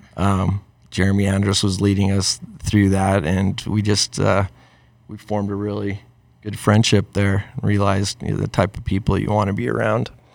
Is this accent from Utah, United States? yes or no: yes; Farmington, Utah, United States; born and raised in Utah. Um, I came, you know, I was raised on the mean streets of Farmington